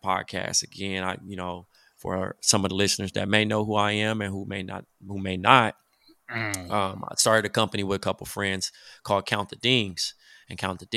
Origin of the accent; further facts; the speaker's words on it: Compton, California, United States; my hometown of Compton